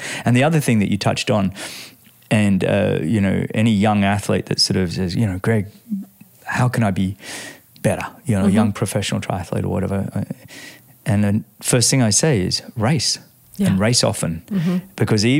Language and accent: English; Australia; as an Australian